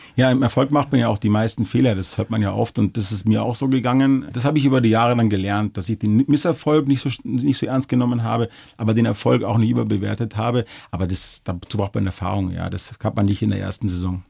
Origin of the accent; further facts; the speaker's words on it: Munich, Bavaria, Germany; also born or lived in Regensburg; bin ja geboren, aufgewachsen und ich fühle mich auch hier sehr wohl